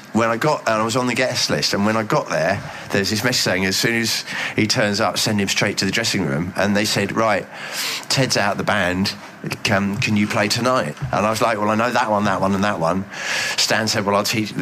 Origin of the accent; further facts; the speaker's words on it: Reigate, South East England, United Kingdom; moved away as an adult; also born or lived in Bromley / Hull; I was actually born in Bromley, which puts me in with David Bowie and Susie Sue. But I grew up in Reigate, which is in Surrey, a suburban commuter.